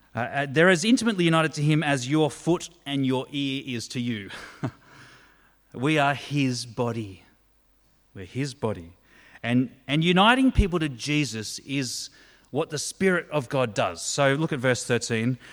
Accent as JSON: {"language": "English", "country": "Australia"}